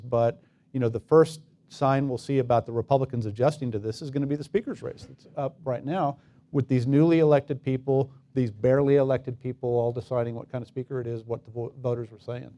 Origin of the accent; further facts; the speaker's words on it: El Paso, Texas, United States; my hometown. El Paso